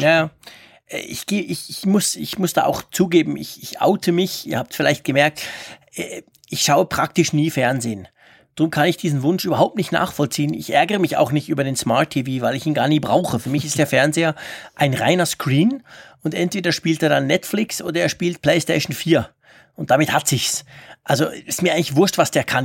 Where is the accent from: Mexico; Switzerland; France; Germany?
Switzerland; bei uns in der Schweiz